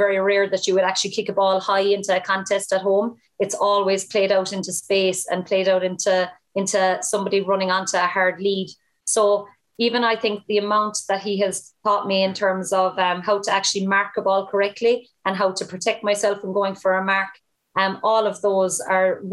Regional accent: Ireland; moved away as an adult; also born or lived in Cork; now in Australia; at home in Ireland

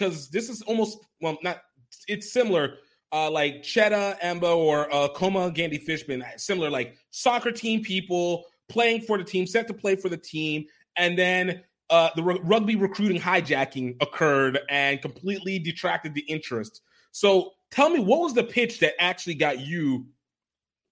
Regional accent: Iowa, United States; I'm from Iowa

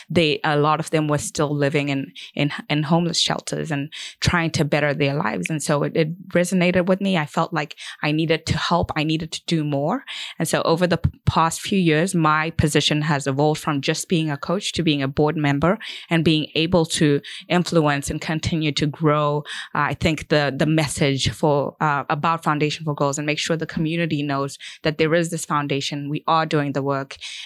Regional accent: Zimbabwe; this is something I had always done as a child growing up in Zimbabwe, and I wanted to continue to give back.

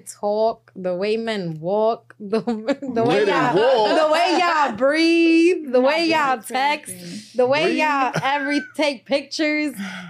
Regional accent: New York City, New York, United States; I'm from East Harlem.

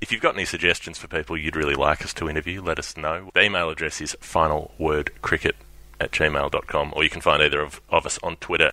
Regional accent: Melbourne, Victoria, Australia; We're both from Melbourne

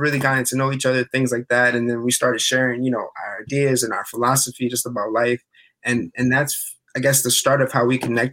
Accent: Long Island, New York, United States; also born or lived in North Carolina; I'm chef from Long Island, 26 years old

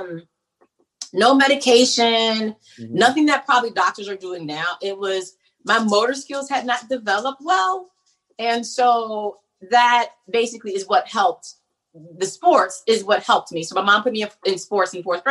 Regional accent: Oak Park, Illinois, United States; moved away as an adult; now in North Carolina, United States; I'm from Oak Park, Illinois, right outside of Chicago

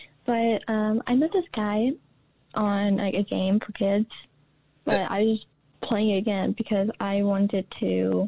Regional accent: United States; So I am from the United States, and I'm 16 years old

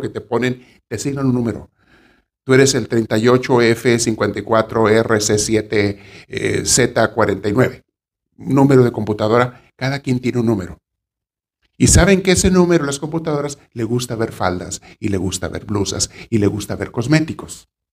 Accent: Mexico; en mi pueblo, en México, donde me creé niño

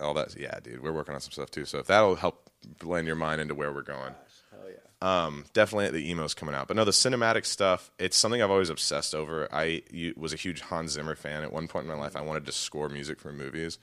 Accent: Texas, United States; moved away as an adult; also born or lived in Indiana; left my hometown of Texas

